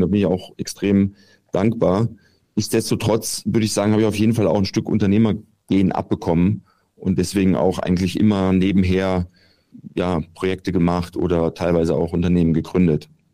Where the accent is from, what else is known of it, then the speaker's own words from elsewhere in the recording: Giessen, Hesse, Germany; now in Munich, Germany; Gießen, meine alte Heimat, wo ich auch zur Schule gegangen bin